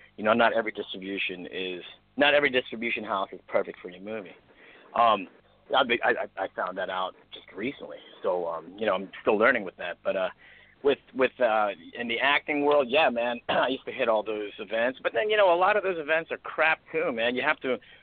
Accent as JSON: {"language": "English", "region": "East Coast", "country": "United States", "moved": "yes", "lives_now": "Los Angeles, United States", "said": "I'm from the East Coast"}